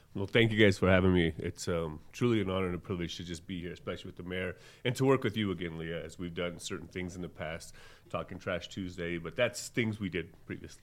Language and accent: English; Las Cruces, New Mexico, United States; now in Albuquerque, United States; Being born and raised in Las Cruces